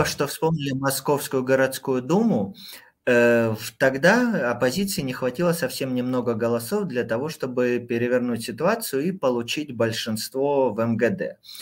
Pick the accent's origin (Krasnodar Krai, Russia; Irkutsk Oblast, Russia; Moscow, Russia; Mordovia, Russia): Krasnodar Krai, Russia; в моем родном Краснодарском крае